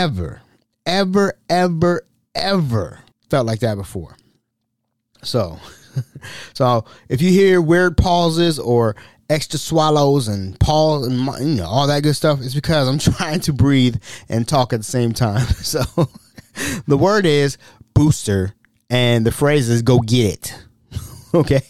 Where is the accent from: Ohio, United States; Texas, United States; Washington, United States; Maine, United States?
Ohio, United States; I'm from Ohio